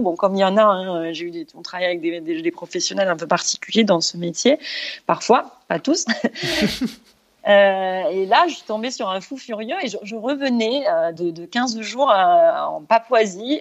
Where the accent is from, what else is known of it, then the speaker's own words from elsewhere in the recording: Brissac, Occitania, France; moved away as an adult; now in Doha, Qatar; j'ai grandi dans les Cévennes, donc à la campagne, euh, dans un petit bled de 300 habitants.